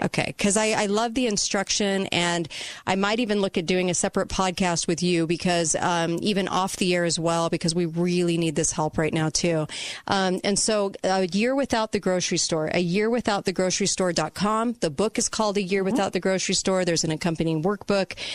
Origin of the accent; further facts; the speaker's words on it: Dixie Center hometown, Utah, United States; Dixie Center in my hometown